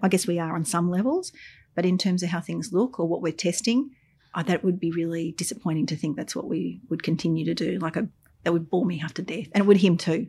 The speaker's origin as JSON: {"language": "English", "town": "Albury", "region": "New South Wales", "country": "Australia", "tie": "born or raised there", "moved": "yes", "lives_now": "Melbourne, Australia", "said": "I grew up in Albury on the Murray River."}